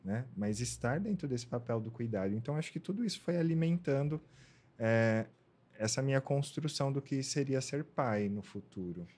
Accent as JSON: {"language": "Portuguese", "town": "Ribeirão Pires", "region": "São Paulo", "country": "Brazil", "tie": "born or raised there", "said": "Eu sou do, de Ribeirão Pires, na ABC Paulista. Nasci, cresci lá."}